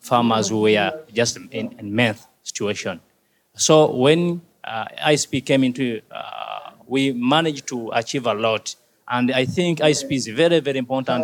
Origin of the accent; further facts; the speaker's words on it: Mityana District, Central Region, Uganda; from Africa, from East Africa, from Uganda, from Mityana District, from Manysabu County